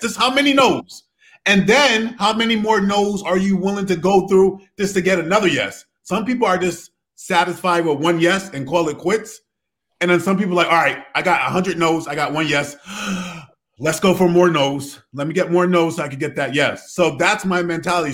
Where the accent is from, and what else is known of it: Connecticut, United States; also born or lived in Providence, Rhode Island